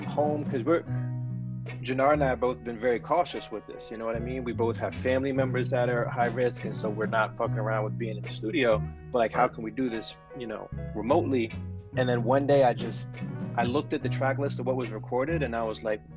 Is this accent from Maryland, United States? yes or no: yes; Silver Spring, Maryland, United States; I was born at Holy Cross Hospital in Silver Spring, Maryland.